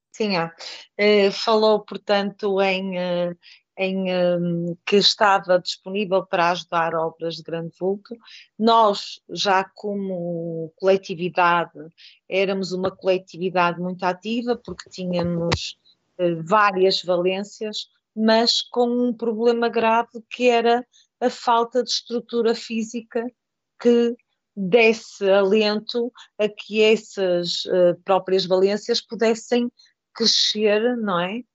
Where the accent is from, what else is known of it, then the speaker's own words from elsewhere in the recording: Porto, Norte, Portugal; moved away as an adult; now in Valadares, Portugal; sou natural do Porto e vim para Valadares por, por casamento